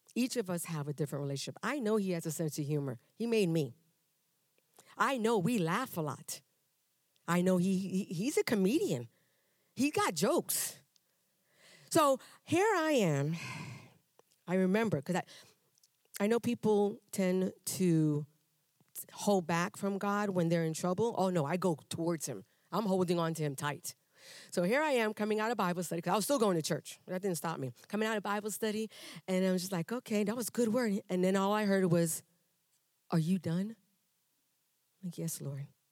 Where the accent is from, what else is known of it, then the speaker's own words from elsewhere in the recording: New York City, New York, United States; also born or lived in Panama; now in Texas, United States; I was raised in Brooklyn, New York